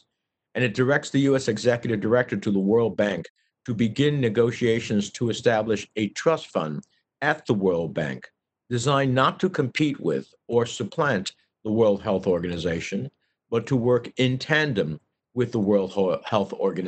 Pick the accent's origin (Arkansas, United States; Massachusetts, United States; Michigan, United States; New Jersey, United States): New Jersey, United States; at least 14 to 15,000 of those are from my home state of New Jersey.